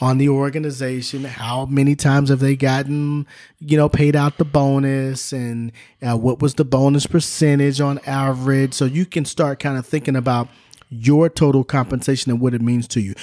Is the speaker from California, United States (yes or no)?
yes; Southern California, United States; Grew up in Southern California